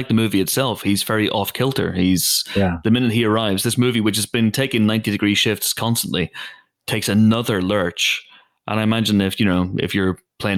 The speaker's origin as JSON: {"language": "English", "town": "Banbridge", "region": "Northern Ireland", "country": "United Kingdom", "accent": "Northern Irish", "said": "I'm from Banbridge"}